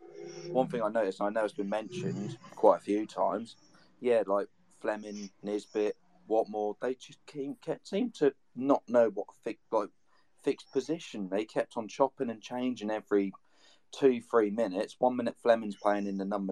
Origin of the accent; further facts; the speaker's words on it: Norfolk, East of England, United Kingdom; I'm actually from Norfolk